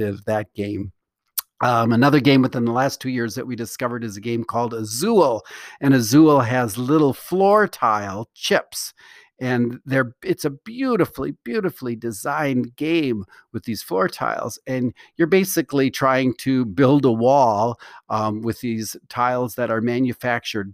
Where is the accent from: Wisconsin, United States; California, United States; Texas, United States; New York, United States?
Wisconsin, United States; Milwaukee; growing up in Milwaukee, Wisconsin